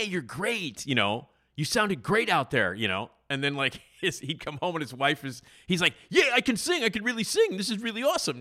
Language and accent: English; Chicago, Illinois, United States; I lived in the city, as you know, um, um, in Wrigleyville